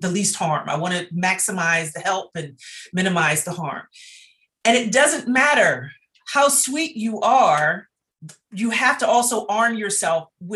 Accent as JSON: {"language": "English", "town": "Baltimore", "region": "Maryland", "country": "United States", "tie": "born or raised there", "said": "I'm also from Baltimore. And so I went to school my entire K-12"}